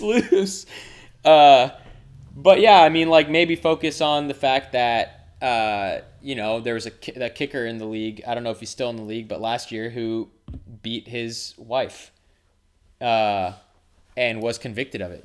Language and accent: English; Houston, Texas, United States; also born or lived in Lebanon; I was born in Houston